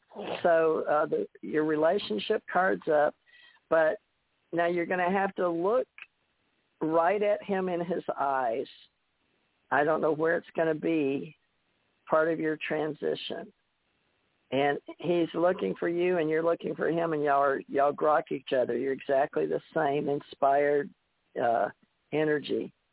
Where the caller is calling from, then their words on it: Ohio, United States; I'm from Ohio.